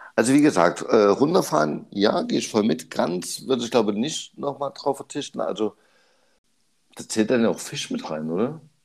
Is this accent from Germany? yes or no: yes; Germany; Bei uns in Deutschland